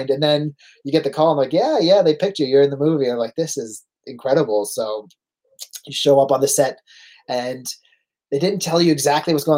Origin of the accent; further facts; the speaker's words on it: Canada; accent: Canadian; I'm born in Canada. Like, yeah, we can kind of hear a Canadian accent. I was like, because I'm from Canada.